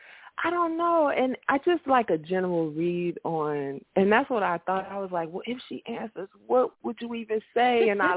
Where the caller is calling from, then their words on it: Chicago, Illinois, United States; I'm calling from Chicago.